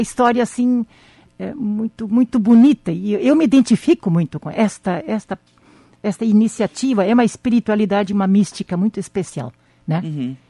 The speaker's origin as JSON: {"language": "Portuguese", "town": "Campina das Missões", "region": "Rio Grande do Sul", "country": "Brazil", "tie": "born or raised there", "moved": "yes", "said": "na comunidade onde eu nasci"}